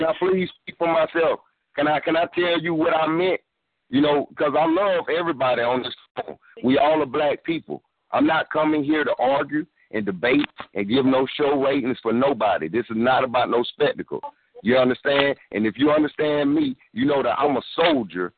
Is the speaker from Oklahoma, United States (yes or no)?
no; South Carolina, United States; I'm from South Carolina myself